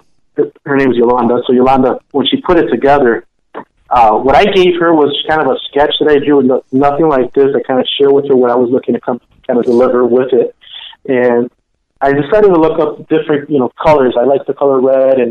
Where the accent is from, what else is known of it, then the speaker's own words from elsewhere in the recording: Chicago, Illinois, United States; I was actually born in Chicago.